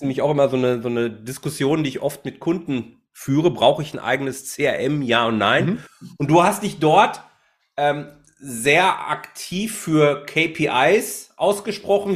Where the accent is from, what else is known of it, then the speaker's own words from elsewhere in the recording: Bochum, North Rhine-Westphalia, Germany; now in Haltern, Germany; mittlerweile wohne ich in Haltern, aber ich bin gebürtiger Bochumer